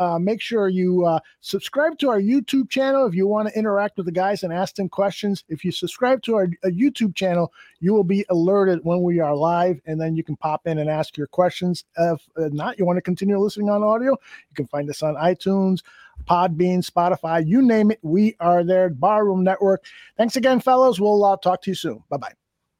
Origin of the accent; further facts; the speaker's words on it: Chicago, Illinois, United States; I grew up on Milwaukee Avenue.